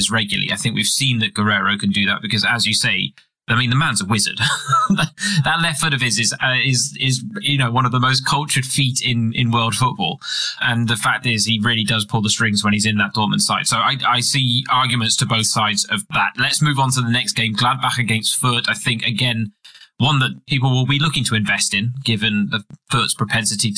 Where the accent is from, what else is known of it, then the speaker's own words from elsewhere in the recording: England, United Kingdom; as an Englishman